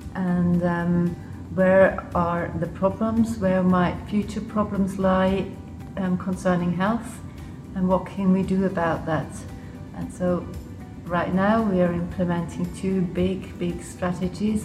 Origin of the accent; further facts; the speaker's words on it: Switzerland; accent: quite English; English is a second language; also born or lived in Liechtenstein; I grew up in Switzerland. Um, part, part of the time in Switzerland, and the other part I grew up in the Principality of Liechtenstein